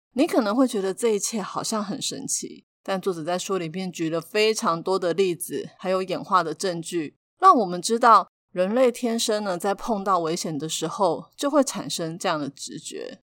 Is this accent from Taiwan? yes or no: yes; Taiwan; 还好我们是身在台湾